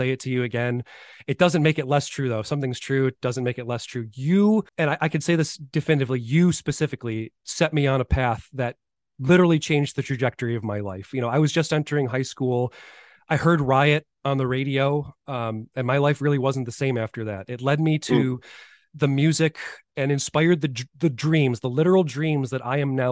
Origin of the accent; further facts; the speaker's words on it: Buffalo, New York, United States; I'm from Buffalo, New York